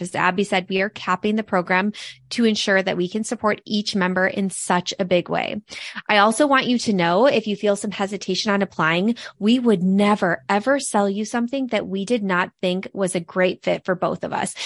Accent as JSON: {"language": "English", "region": "Midwest", "country": "United States", "said": "the three of us are from the Midwest"}